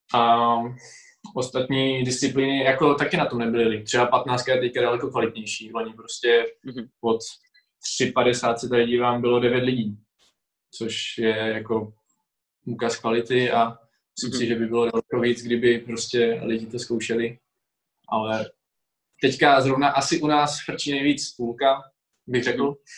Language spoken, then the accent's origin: Czech; Czechia; tady u nás v Hronině, v mém mm-hmm. home city